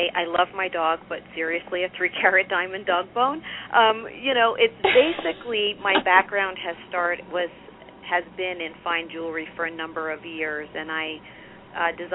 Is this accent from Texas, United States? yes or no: no; New York, United States; accent: New York; moved away as an adult; now in Southern California, United States; I'm a New York transfer